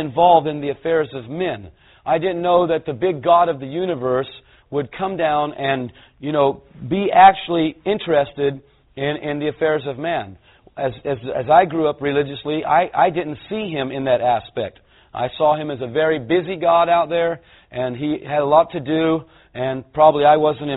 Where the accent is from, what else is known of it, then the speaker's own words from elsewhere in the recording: California, United States; I'm a Californian